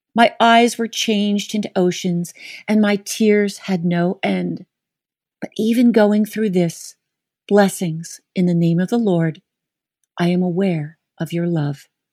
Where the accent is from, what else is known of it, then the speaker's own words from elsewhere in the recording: Atlanta, Georgia, United States; growing up in Atlanta as the preacher's daughter at North Avenue Presbyterian